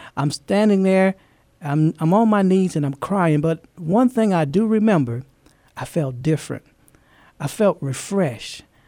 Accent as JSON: {"language": "English", "region": "Louisiana", "country": "United States", "tie": "born or raised there", "also_born_or_lived": "Fort Knox, Kentucky", "moved": "as an adult", "lives_now": "San Antonio, United States", "said": "I'm from, um, originally from Louisiana. That's, that's my home"}